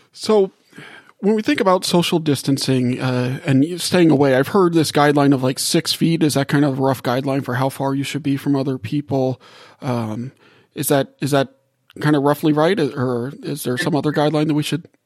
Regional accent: New Orleans, Louisiana, United States; moved away; also born or lived in Gulf South; I grew up in New Orleans and spent a lot of my life in the Gulf South

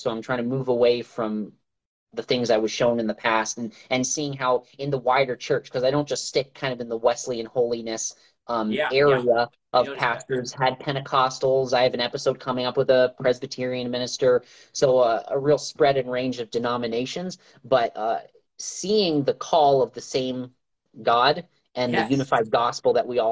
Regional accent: Canada; also born or lived in Africa; now in Port Huron, United States; I'm originally from Canada, born and raised in a pastor's home

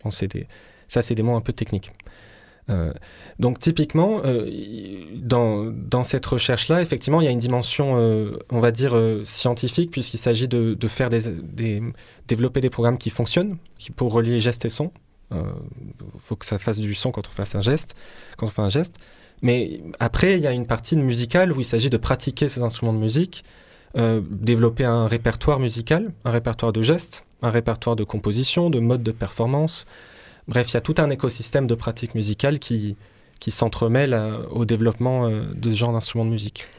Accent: Marseille, Provence-Alpes-Côte d'Azur, France; je suis né à Marseille, je suis, je suis d'ici.

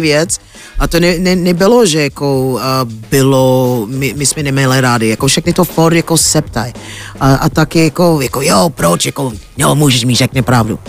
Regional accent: United States; Czech is a second language; now in Czech Republic; jsem Američanka

